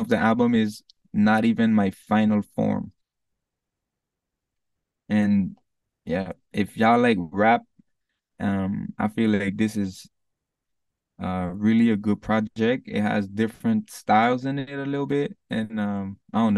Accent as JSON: {"language": "English", "country": "St. Martin", "tie": "born or raised there", "accent": "patois", "moved": "yes", "lives_now": "United States", "said": "I speak English because I come from St. Martin in the Caribbean, and over there the island is half Dutch, half French, but people speak English. Like, since I was in school, like a little kid, we speak English."}